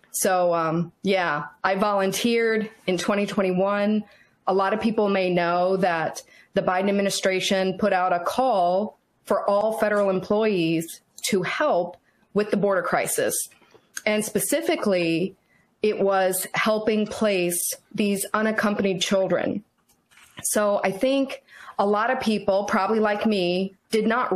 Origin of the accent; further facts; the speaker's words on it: Virginia, United States; also born or lived in Fort Benning, Georgia / Fort Sill, Oklahoma; we moved back to Virginia after that. And I've lived in Virginia most of my life. I went to James Madison University. And, I would call myself a native Virginian, even though I was born at Fort Benning